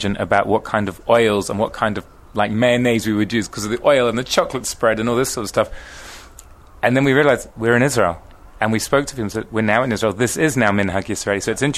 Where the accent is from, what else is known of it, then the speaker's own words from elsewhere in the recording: England, United Kingdom; I'm actually from England, and I've never heard